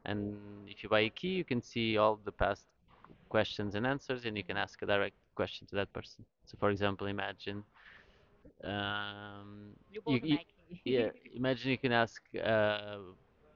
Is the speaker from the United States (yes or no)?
no; Lisbon, Portugal; I'm from Lisbon in Portugal